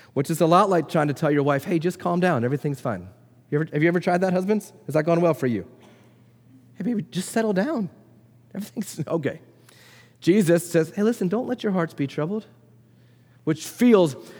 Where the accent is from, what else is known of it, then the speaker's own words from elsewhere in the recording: Florida, United States; moved away; I grew up in Florida